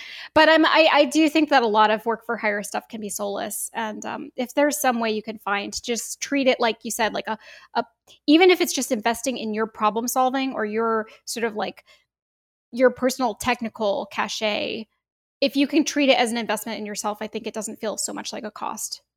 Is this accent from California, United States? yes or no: yes; Bay Area, California, United States; I grew up in the Bay Area. I've been here my whole life